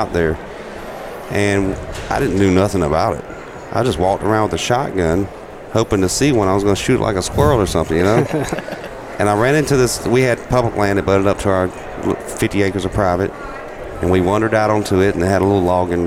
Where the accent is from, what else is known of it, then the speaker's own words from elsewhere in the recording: South Carolina, United States; moved away; when I was little, growing up in South Carolina